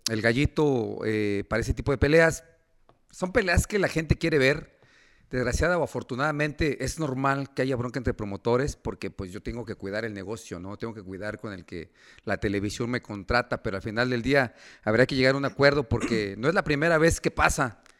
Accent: Mexico; somos mexicanos

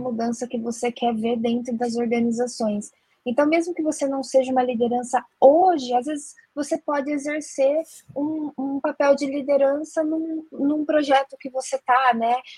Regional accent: Jundiaí, São Paulo, Brazil; Eu sou de Jundiaí, interior de São Paulo

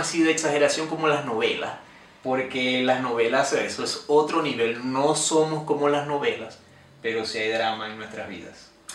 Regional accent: Venezuela; moved away; yo soy de Venezuela

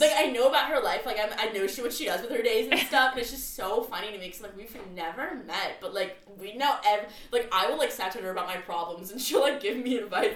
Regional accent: North County San Diego, California, United States; I grew up in North County

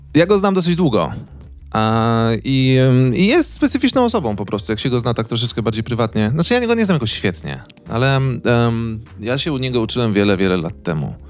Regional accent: Wołomin, Masovian Voivodeship, Poland; ja pochodzę z e, małego miasteczka pod Warszawą

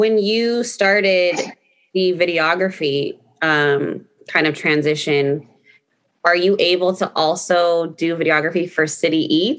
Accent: Fremont, California, United States; moved away; I'm from Fremont.

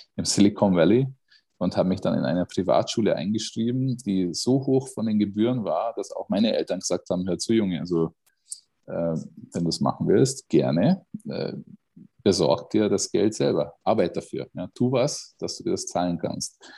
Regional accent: Miskolc, Borsod-Abaúj-Zemplén, Hungary; moved away; aus Mischkolz. Das ist meine Geburtsstadt äh, im, im Osten von Ungarn

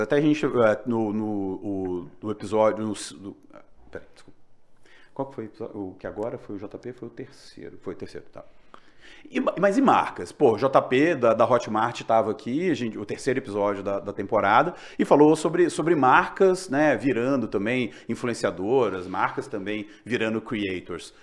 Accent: Juiz de Fora, Minas Gerais, Brazil; now in São Paulo, Brazil; eu sou de Minas também, sou de Juiz de Fora. E é, quando eu era mais novo, meu pai, comprar, meu pai comprava o, a Tribuna de Minas

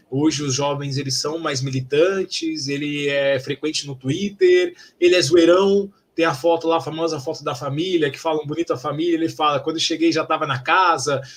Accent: São Paulo, Brazil; eu, como paulistano

